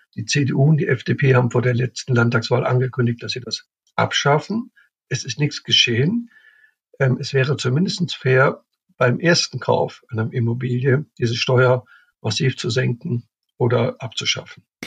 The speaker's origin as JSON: {"language": "German", "town": "Cologne", "region": "North Rhine-Westphalia", "country": "Germany", "said": "ich komme aus Köln, ich kenne Köln"}